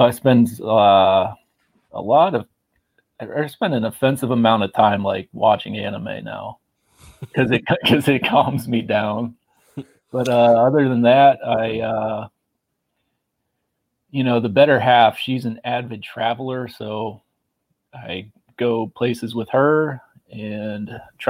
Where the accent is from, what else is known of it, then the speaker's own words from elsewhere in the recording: Indiana, Pennsylvania, United States; when you say I'm from Indiana, Pennsylvania